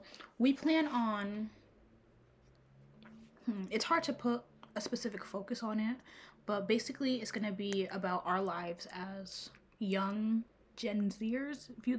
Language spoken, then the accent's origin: English; Rhode Island, United States; I'm 20 years old and I'm from Rhode Island.